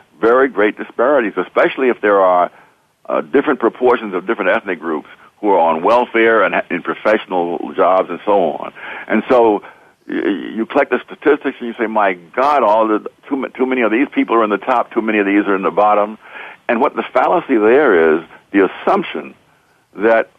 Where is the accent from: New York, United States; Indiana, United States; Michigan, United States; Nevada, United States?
New York, United States; New York City; I grew up in Harlem